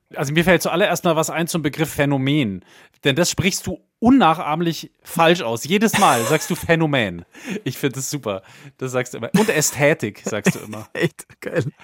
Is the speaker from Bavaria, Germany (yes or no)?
yes; area around Bad Tölz, Bavaria, Germany; bei uns in der Ecke, da wo ich herkomme, der Tölzer Knabenchor immer so ein kleiner Mythos war